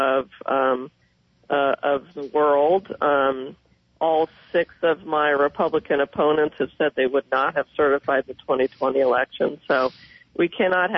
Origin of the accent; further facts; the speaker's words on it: Prescott, Arizona, United States; I was born and raised in Prescott and in Yavapai County